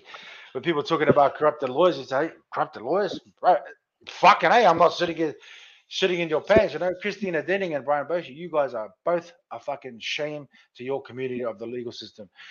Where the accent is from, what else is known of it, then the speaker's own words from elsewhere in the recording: Sydney, New South Wales, Australia; my hometown of Sydney